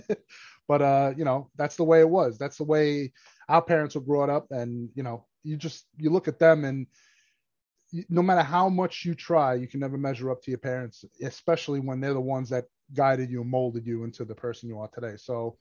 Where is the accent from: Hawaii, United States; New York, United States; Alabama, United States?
New York, United States; New York City; also born or lived in Brooklyn; born and raised in Staten Island. My parents are from Italy, so I'm first-generation American Italian